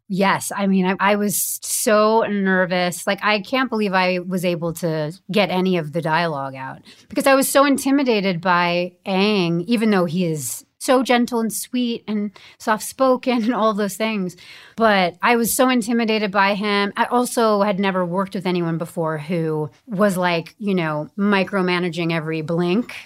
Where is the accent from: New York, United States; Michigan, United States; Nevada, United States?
New York, United States; Bedford; now in Los Angeles, United States; I was raised in Bedford, New York, and I love it there